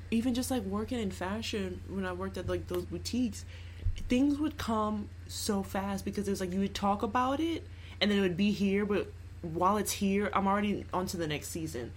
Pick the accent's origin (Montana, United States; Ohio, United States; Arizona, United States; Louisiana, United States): Louisiana, United States; Lafayette; also born or lived in Baton Rouge; I grew up in Lafayette, and then I went to LSU for school, and then I like went back to Lafayette and currently live in Lafayette